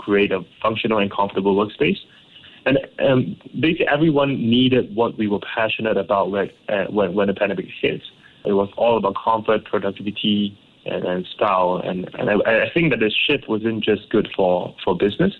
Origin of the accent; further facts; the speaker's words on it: Ipoh, Perak, Malaysia; growing up in Ipoh